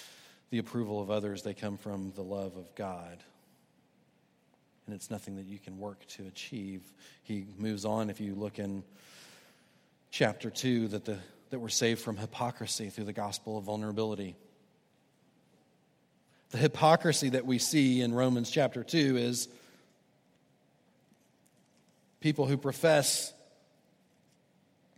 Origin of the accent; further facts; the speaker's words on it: Houston, Texas, United States; now in Charleston, United States; Houston has been on my mind lately. That's my hometown